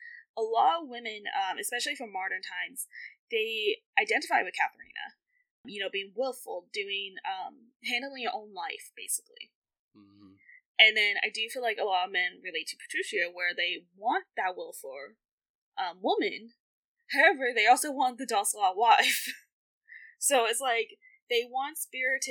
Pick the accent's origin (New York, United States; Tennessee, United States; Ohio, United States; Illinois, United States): Tennessee, United States; I'm from Tennessee